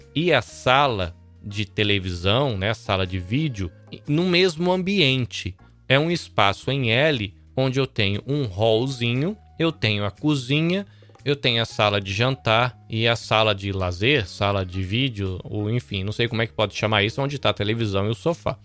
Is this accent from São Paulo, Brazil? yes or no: no; Salvador, Bahia, Brazil; moved away as an adult; now in Shizuoka, Japan; eu sou brasileiro, nascido em Salvador, mas vivo aqui no Japão há quase 20 anos, atualmente na província de Shizuoka